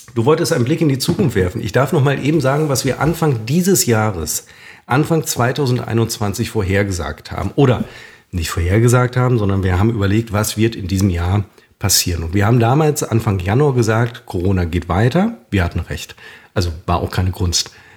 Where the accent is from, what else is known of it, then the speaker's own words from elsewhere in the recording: a suburb of Münster, North Rhine-Westphalia, Germany; ich besuche dann immer meine alte Grundschule in meiner alten Heimat, in einem Vorort von Münster.